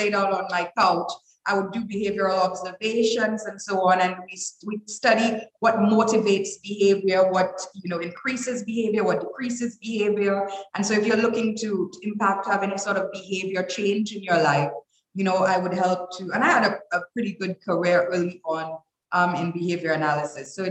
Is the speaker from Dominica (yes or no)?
yes; Dominica; also born or lived in Toronto, Canada / New York, United States; I was raised in Dominica. I am a Dominican by all other means.